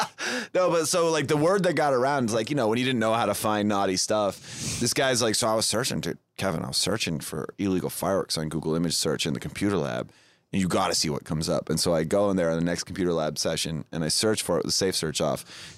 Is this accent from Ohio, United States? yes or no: no; Boston, Massachusetts, United States; I'm from Boston.